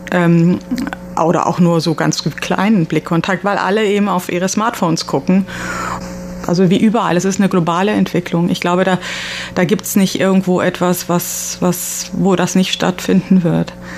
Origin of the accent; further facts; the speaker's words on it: Cologne, North Rhine-Westphalia, Germany; wir sind ja aus Köln, aber haben den letzten Sommer in Berlin verbracht